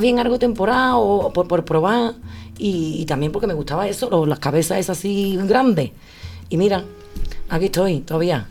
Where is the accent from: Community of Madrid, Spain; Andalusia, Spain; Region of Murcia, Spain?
Andalusia, Spain; Sanlúcar de Barrameda; yo soy de San Lucas